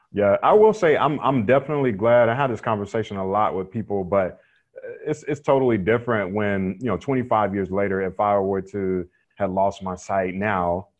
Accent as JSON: {"language": "English", "town": "Raleigh", "region": "North Carolina", "country": "United States", "tie": "born or raised there", "said": "I grew up in Raleigh, North Carolina"}